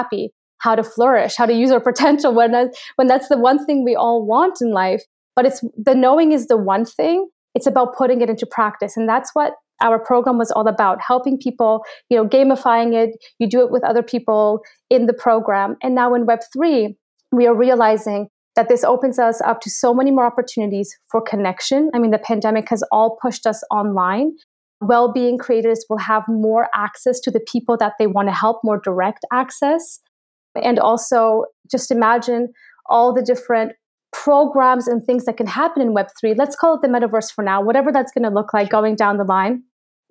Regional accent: Canada; also born or lived in Poland; I was born in Poland, but raised in Canada.

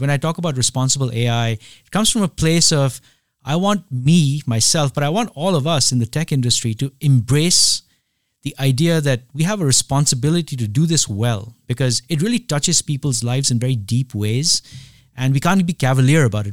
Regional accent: India; moved away; I grew up in India at a time when, uh, it's not the India of today.

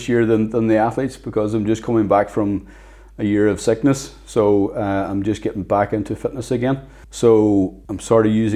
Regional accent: Inishowen, County Donegal, Ireland; I come from Inishowen, Donegal.

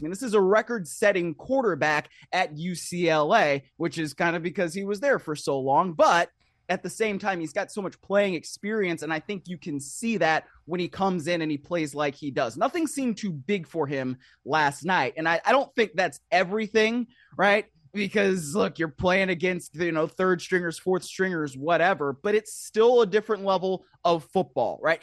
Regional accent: Shaker Heights, Ohio, United States; now in Los Angeles, United States; I grew up in Shaker Heights, home of … and, uh, …

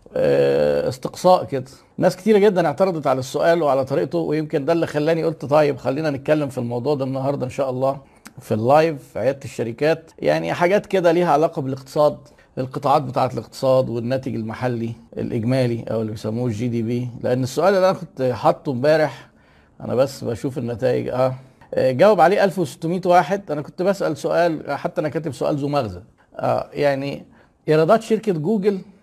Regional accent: Egypt; احنا عندنا في مصر

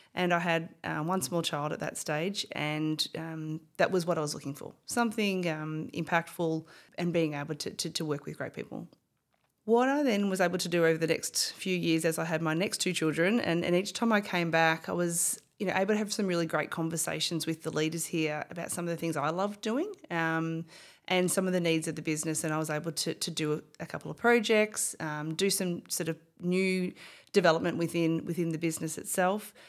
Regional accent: Bendigo, Victoria, Australia; also born or lived in Melbourne; I was born and bred in Bendigo

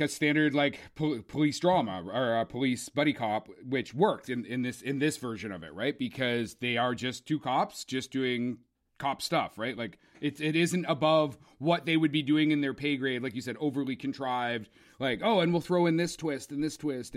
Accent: Canada; also born or lived in Ontario; being Canadian

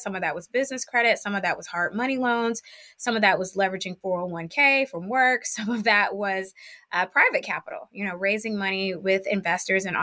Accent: Cleveland, Ohio, United States; I am originally from Cleveland, Ohio. I grew up very poor

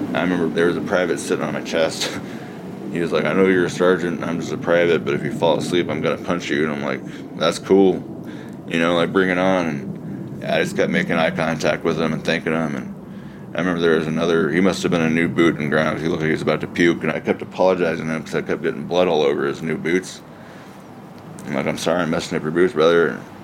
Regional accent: Midwest, United States; born or raised there; also born or lived in Seoul, South Korea

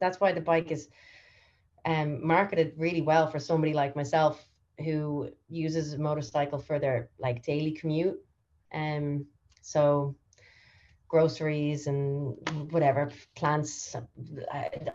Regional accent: Ireland; moved away as an adult; also born or lived in United States; now that I've returned home from America, and I was just in America for 6 years

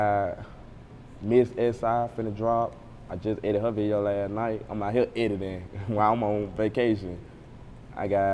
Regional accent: Gunnison, Mississippi, United States; my hometown, Gunnison

